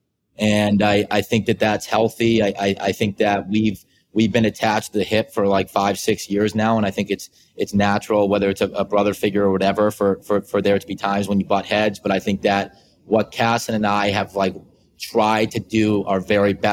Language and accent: English; Boston, Massachusetts, United States; we're from Boston.